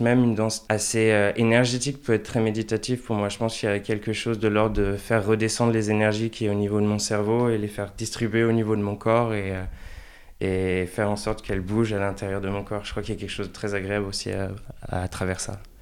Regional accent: Angers, Pays de la Loire, France; now in The Hague, Netherlands; je suis né à Angers

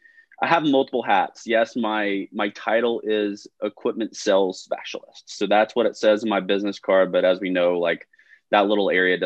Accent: Nashville, Tennessee, United States; moved away as an adult; also born or lived in Chicago / Charleston, South Carolina / Southern California; born and raised in Nashville, Tennessee

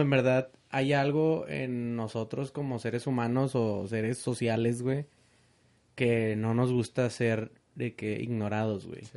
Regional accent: Mexico; Yo soy mexicano.

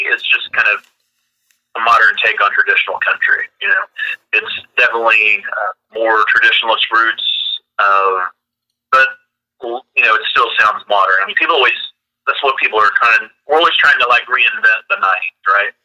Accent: Tulsa, Oklahoma, United States; I grew up in Tulsa

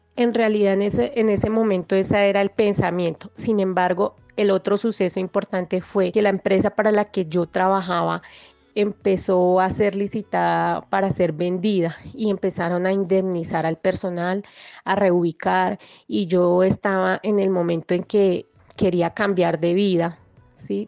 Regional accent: Bogotá, Colombia; Yo nací en Bogotá.

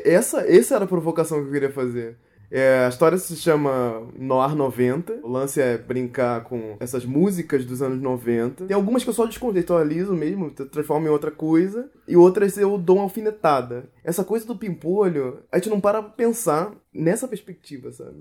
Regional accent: Rio de Janeiro, Brazil; nasci no Rio de Janeiro

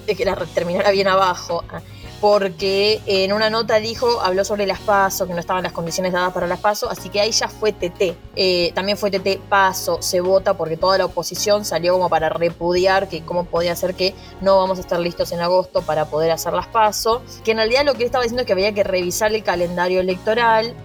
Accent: Argentina; now in Spain

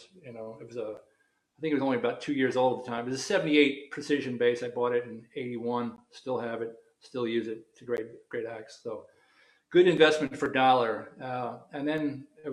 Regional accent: Chattanooga, Tennessee, United States; moved away as an adult; also born or lived in New Orleans, Louisiana / New York / Los Angeles / London; now in New York City, United States; Grew up in Chattanooga, Tennessee, in the deep south

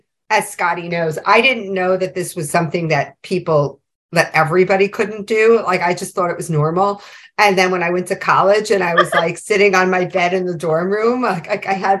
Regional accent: New York City, New York, United States; when I was a kid growing up in New York City

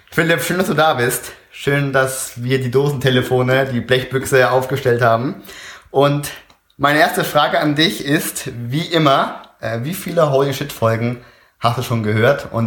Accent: Oer-Erkenschwick, North Rhine-Westphalia, Germany; Pumpe Ali ist äh, aus meiner Heimatstadt Euerkenschwick.

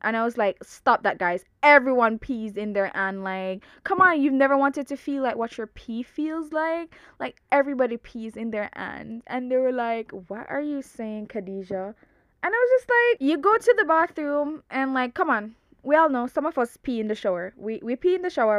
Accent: Jamaica; I'm super Jamaican. I'm super Jamaican

